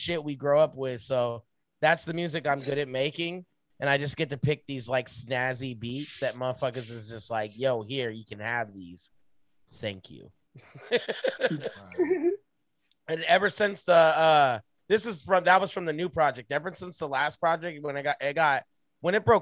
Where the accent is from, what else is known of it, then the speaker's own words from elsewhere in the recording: Southern California, United States; Growing up in SoCal where there's like no music